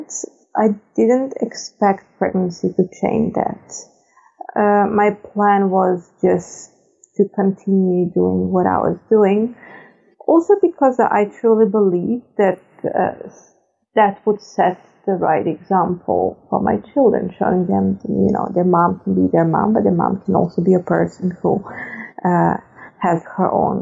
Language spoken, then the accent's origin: English; Serbia; moved away as an adult; now in Netherlands; I'm originally from Serbia. I've been living in the Netherlands for 18 years now